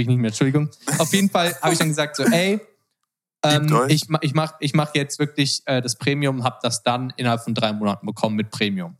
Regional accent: Germany; moved away as an adult; now in Los Angeles, United States; als Deutscher ist man halt so richtig auf Business getrimmt

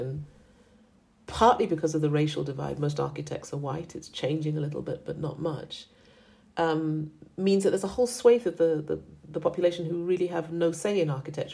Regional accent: Accra, Greater Accra, Ghana; moved away; also born or lived in United Kingdom / New York, United States; I'm from Accra. That's where I grew up.

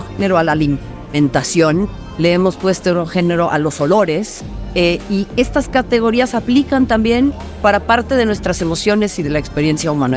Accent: Mexico; yo nací, en este país y lo amo y, soy mexicana antes que cualquier otra cosa

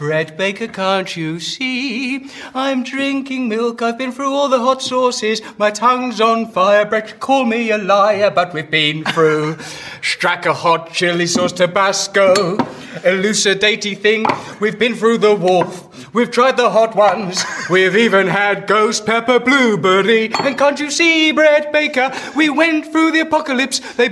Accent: England, United Kingdom; I'm an Englishman.

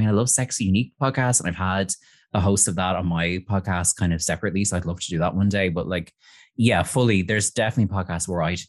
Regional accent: Ireland; I'm Irish

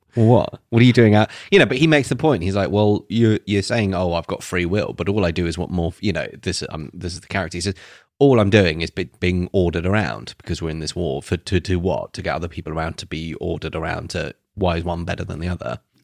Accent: England, United Kingdom; we're English

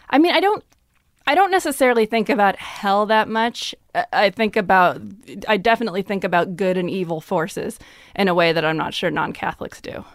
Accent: Lemont, Illinois, United States; moved away; also born or lived in Minneapolis; I grew up in the suburbs of Chicago

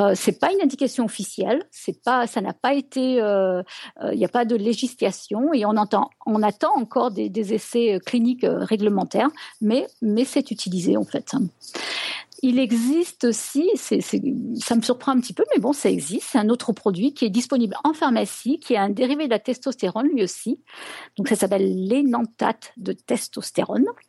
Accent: France; moved away; ça fait 20 ans que j'ai quitté la France

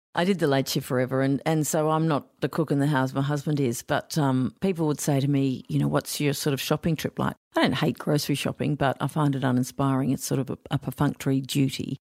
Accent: Queensland, Australia; I grew up in Queensland

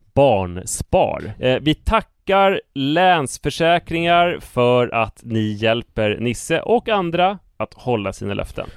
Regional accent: Stuvsta, Stockholm County, Sweden; hemma i Stuvstavillan

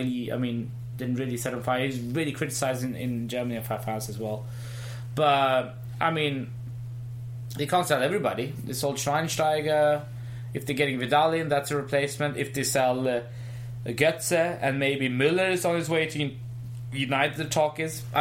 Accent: India; No, I'm Indian.

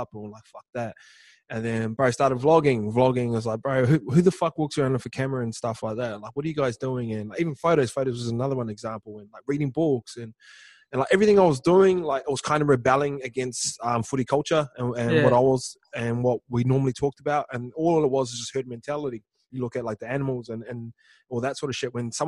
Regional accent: New Zealand; Islanders, like say kids growing up in New Zealand

